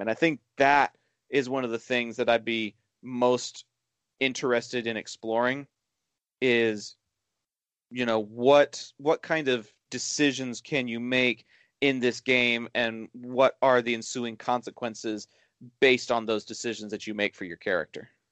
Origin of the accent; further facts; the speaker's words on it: Dallas Fort Worth area, Texas, United States; here in my hometown